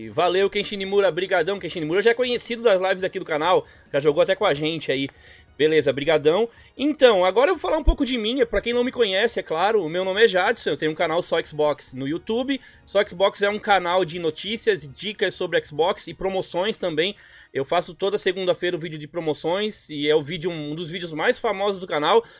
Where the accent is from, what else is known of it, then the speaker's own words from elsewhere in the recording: Florianópolis, Santa Catarina, Brazil; Eu sou havaiano, pra quem não sabe, eu sou de Floripa aqui.